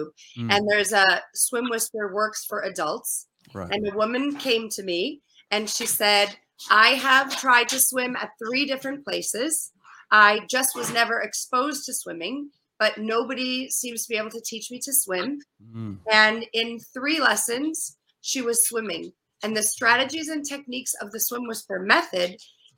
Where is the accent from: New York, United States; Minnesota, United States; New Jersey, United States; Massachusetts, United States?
Minnesota, United States; now in East Coast, United States; I moved from the Midwest. I'm a Midwesterner, Minnesota